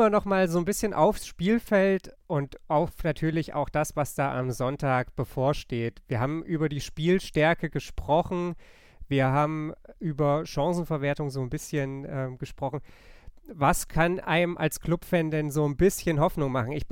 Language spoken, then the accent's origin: German; Nuremberg, Bavaria, Germany; auch wenn man das natürlich als Nürnberger eher ungern sagt.